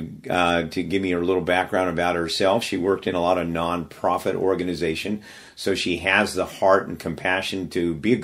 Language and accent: English; Daly City, California, United States; When I grew up in Daly City, the Filipino population was probably half that it is now